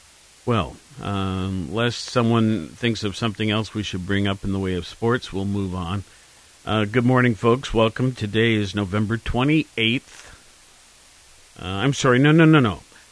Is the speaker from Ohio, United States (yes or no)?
yes; Columbus, Ohio, United States; I know growing up in Columbus